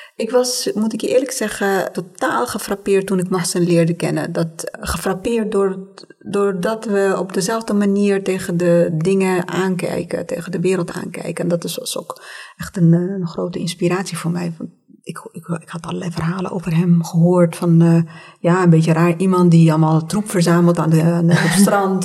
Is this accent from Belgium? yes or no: no; Tunisia; now in Netherlands; als kind toen ik in Tunesië woonde